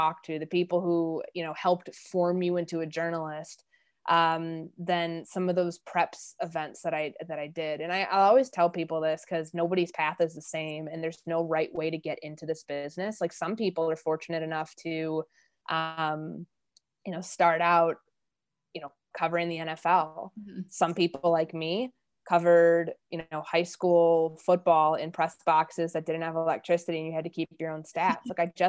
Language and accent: English; Midwest, United States; I'm from the Midwest. Like, I had no idea what it was like in the Deep South